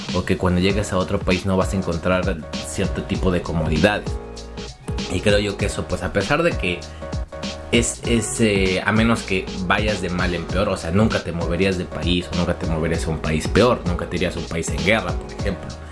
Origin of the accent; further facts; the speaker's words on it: Mexico; moved away as an adult; also born or lived in Poland; now in Kraków, Poland; yo salí de México